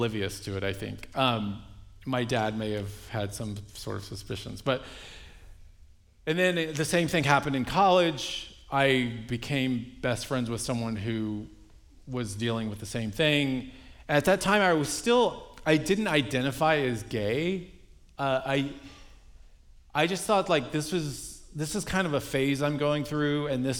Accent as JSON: {"language": "English", "town": "Dallas", "region": "Texas", "country": "United States", "tie": "born or raised there", "said": "I grew up in Dallas, Texas, in a Roman Catholic family, youngest of eight."}